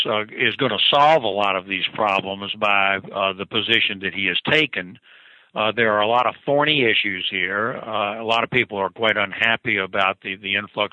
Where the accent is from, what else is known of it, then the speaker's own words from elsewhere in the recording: Virginia, United States; my home state of Virginia